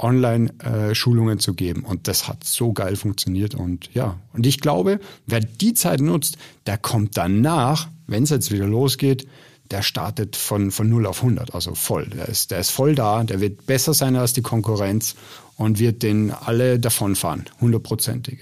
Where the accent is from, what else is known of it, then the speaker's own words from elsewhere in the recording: Austria; ich komme ja aus Österreich